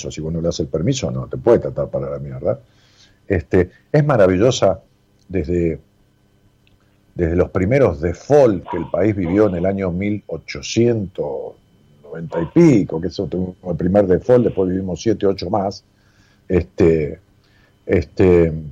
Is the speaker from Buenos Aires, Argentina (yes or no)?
no; San Fernando del Valle de Catamarca, Catamarca, Argentina; De Catamarca Capital.